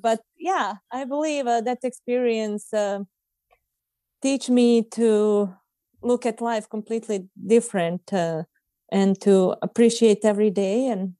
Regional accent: Bosnia & Herzegovina; now in United States; they're like, oh, you're the first Bosnian I ever meet. I was like, I'm the luckiest Bo

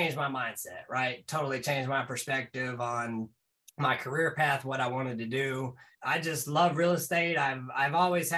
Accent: North Carolina, United States; Born and raised in North Carolina

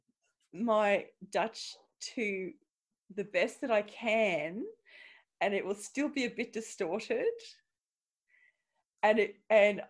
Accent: Australia; moved away; I'm Australian

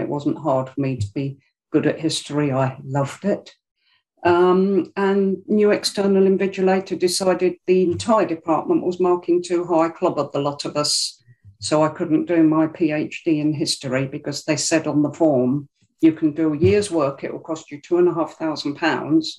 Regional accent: London, United Kingdom; moved away; I'm from South London originally, about South London it's from Greenwich.

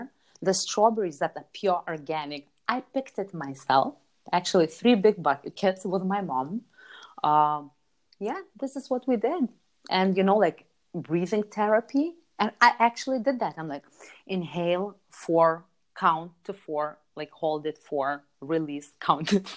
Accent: Lithuania; moved away as an adult; also born or lived in Chicago, United States / London, United Kingdom; I grew up in Europe. I grew up in Lithuania

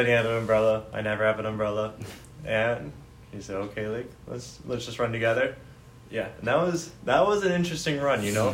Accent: Philadelphia, Pennsylvania, United States; now in Miami, United States; I'm from Philly

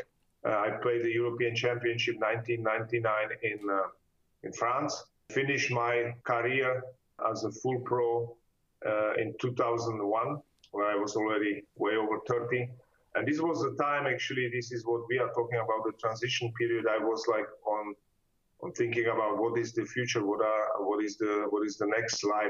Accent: Ostrava, Moravian-Silesian Region, Czechia; English is a second language; moved away as an adult; also born or lived in Germany; now in Frankfurt, Germany; I studied the economics in my hometown in Ostrava

